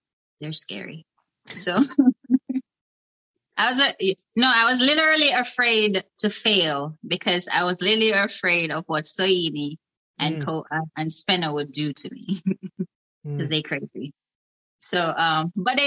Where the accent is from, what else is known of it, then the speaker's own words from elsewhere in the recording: Saint Mary, Jamaica; moved away as an adult; I came directly from Jamaica